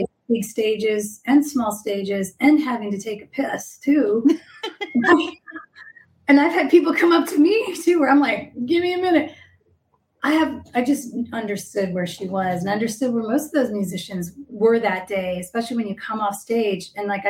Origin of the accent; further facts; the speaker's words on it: Austin, Texas, United States; I'm from Austin. I lived in Austin in the music scene for 10 years.